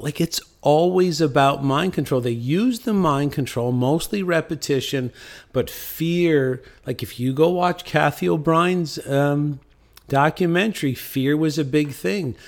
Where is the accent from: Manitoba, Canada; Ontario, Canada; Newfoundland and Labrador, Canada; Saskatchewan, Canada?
Newfoundland and Labrador, Canada; St. John's; I'm from Saint John's, Newfoundland